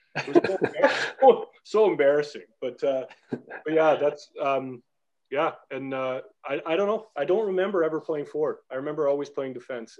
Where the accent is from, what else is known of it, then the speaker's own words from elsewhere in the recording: Canada; moved away as an adult; also born or lived in Belfast, Northern Ireland; growing up in Canada.